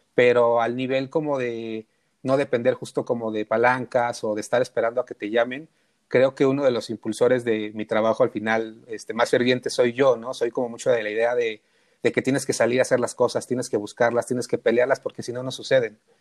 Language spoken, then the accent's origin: Spanish; Mexico City, Mexico; yo nací en un lugar súper, súper emblemático, que es el barrio Bravo de Tepito